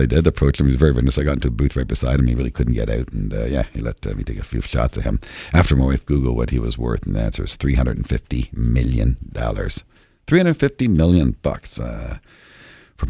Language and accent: English; Canada; I'm Canadian. I'm a proud Canadian